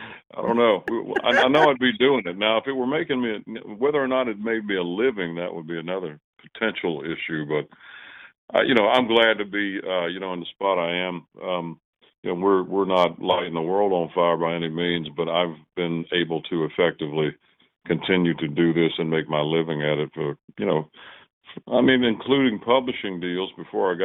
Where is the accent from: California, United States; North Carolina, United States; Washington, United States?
North Carolina, United States; just below Danville, Virginia, a little town in; moved away as an adult; now in Nashville, United States; Where I grew up is just below, kind of just below Danville, Virginia